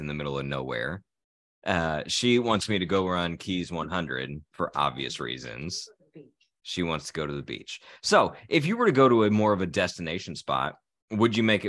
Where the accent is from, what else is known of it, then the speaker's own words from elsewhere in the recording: Indiana, United States; moved away as an adult; I'm from Indiana.